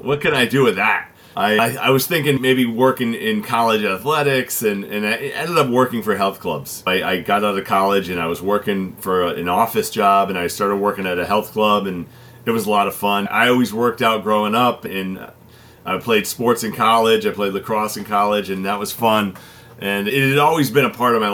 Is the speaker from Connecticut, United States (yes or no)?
yes; Connecticut, United States; I was born and raised here in Connecticut